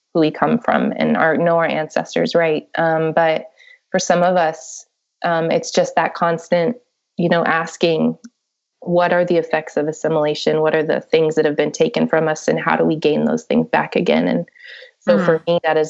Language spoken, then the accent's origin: English; Ada, Oklahoma, United States; also born or lived in New Mexico; I was born in Ada, Oklahoma. So I grew up in Oklahoma and, also in New Mexico